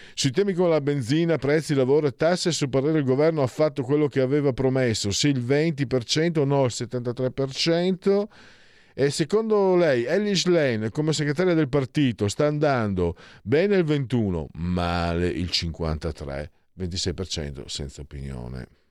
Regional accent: Friuli-Venezia Giulia, Italy; now in Milan, Italy; vengo dal Friuli, dal Ve- sono Friul Veneto

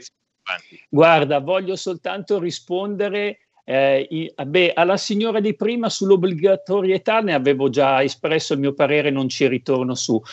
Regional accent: Codogno, Lombardy, Italy; ti chiedevano da dove arrivi, da Codogno

